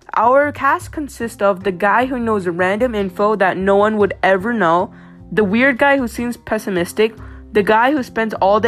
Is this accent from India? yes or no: yes; India; we're all Indian.